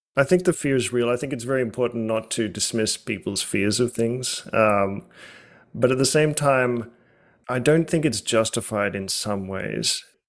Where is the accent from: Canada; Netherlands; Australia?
Australia; now in United States; growing up in Australia